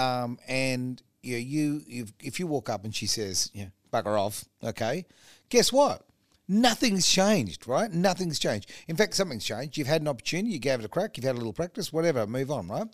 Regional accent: Australia; as an Australian

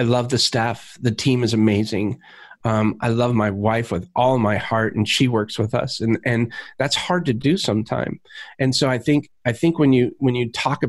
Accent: Alaska, United States; moved away; I grew up in Alaska

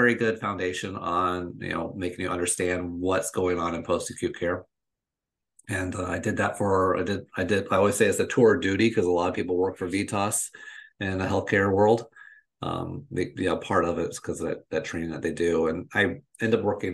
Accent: just outside of Orlando, Florida, United States; I'm originally from Florida, I'm originally from where I live, and that's just outside of Orlando

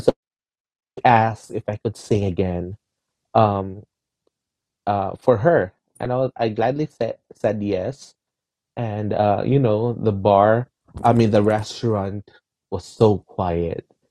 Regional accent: Philippines; I'm Filipino

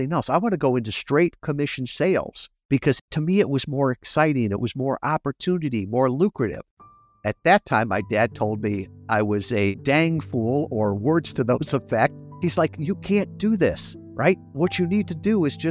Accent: suburbs of Chicago, Illinois, United States; moved away as an adult; I grew up in Mayberry, out in the suburbs of Chicago

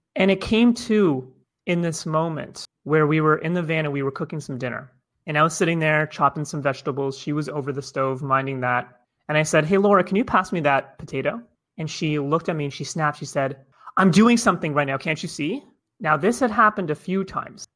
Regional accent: Toronto, Ontario, Canada; I'm originally from Toronto, Canada

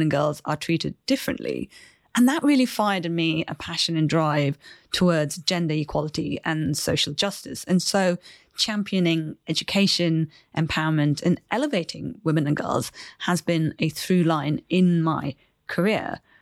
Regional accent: Chennai, Tamil Nadu, India; moved away; I grew up in India in the city of Chennai

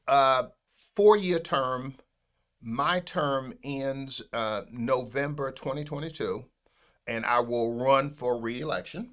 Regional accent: Pompano Beach, Florida, United States; I, uh, am a Broward County native. I'm one of those, uh, rare people who was born in Broward County. I was born in Pompano Beach, Florida

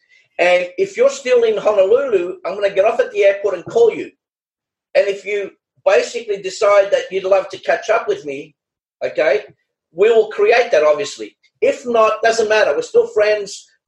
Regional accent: Australia; You know, I'm from Australia.

